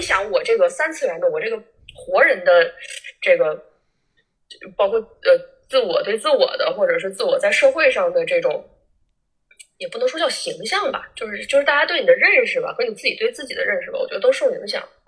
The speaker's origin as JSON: {"language": "Chinese", "town": "Changchun", "region": "Jilin", "country": "China", "also_born_or_lived": "Siping", "said": "我是长春人哈"}